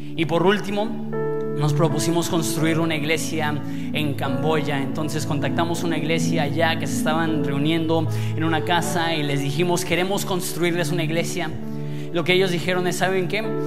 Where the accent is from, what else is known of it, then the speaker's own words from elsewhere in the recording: Mexico; somos una iglesia mexicana